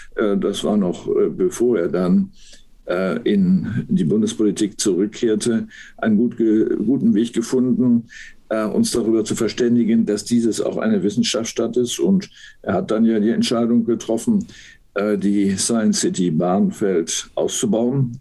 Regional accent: Münster, North Rhine-Westphalia, Germany; moved away as an adult; also born or lived in Berlin; now in Hamburg, Germany; meiner Heimatstadt Münster

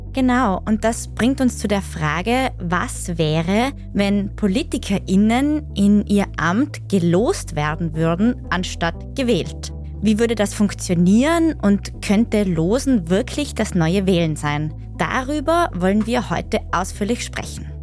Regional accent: Austria; bei uns in Österreich

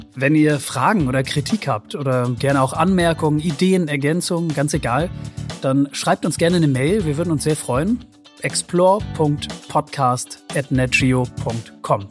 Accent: Northern Germany, Germany; ich als Norddeutscher bin wie die restlichen äh, 75 Millionen äh, Deutschen, die nicht im Ruhrgebiet wohnen

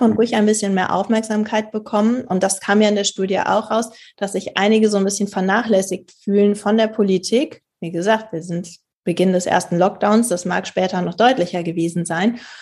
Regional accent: Germany; bei uns in Deutschland

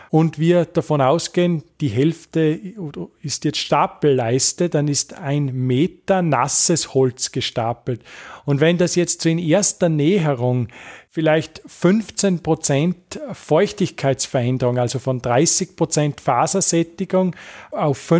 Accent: Bad Goisern, Upper Austria, Austria; Nein, also ich kann es jetzt für meinen Heimatort Bad Goisern, südliches Oberösterreich, äh, bestätigen.

